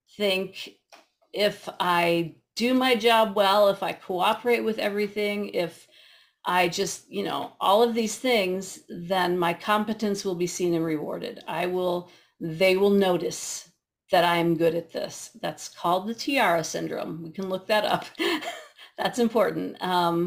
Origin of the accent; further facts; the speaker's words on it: Midwest, United States; I'm a Midwesterner